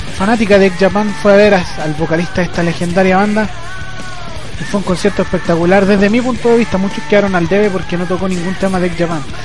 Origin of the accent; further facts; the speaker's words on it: Chile; en mi país